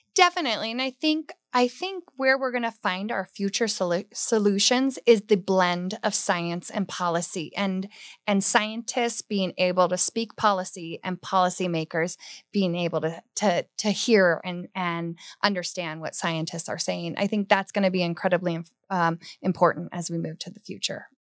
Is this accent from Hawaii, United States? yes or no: yes; Hawaii, United States; now in Colorado, United States; growing up in Hawaii